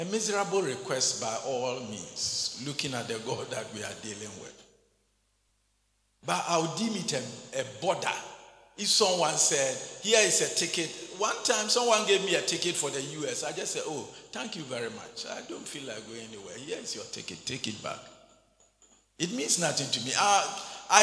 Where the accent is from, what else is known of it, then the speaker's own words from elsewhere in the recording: Ghana; also born or lived in Winneba, Ghana; I became a Christian born and brought up in the back of beyond, in the armpits of the Zongos